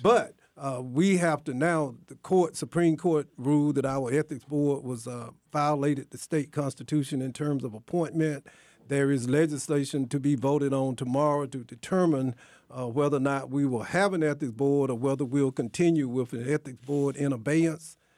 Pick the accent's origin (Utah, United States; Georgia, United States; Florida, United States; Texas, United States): Georgia, United States; near Athens, rural; I grew up in rural Georgia, too. I mean, near Athens